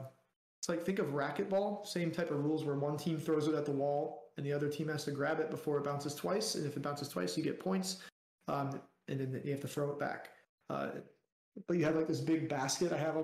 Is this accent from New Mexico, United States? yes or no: no; South Florida, United States; I grew up in South Florida